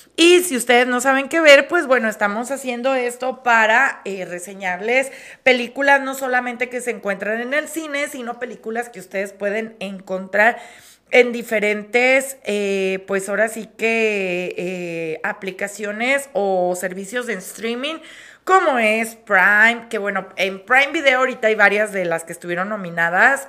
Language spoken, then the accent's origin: Spanish; Mexico